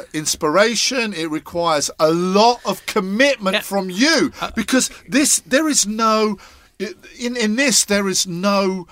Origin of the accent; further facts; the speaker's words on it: Scotland, United Kingdom; being Scottish as well.